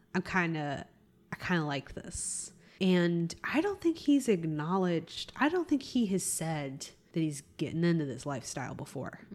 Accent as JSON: {"language": "English", "country": "United States", "said": "as an American"}